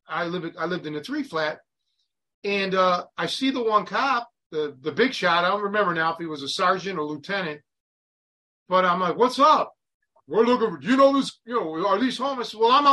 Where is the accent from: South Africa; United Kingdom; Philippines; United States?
United States; Cleveland, Ohio; now in McHenry County, Illinois, United States; me growing up in Cleveland